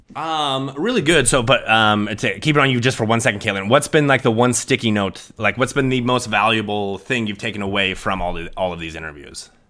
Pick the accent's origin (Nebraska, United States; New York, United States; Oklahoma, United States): Nebraska, United States; Sidney; I am originally from Sydney, Nebraska. It's a very small town.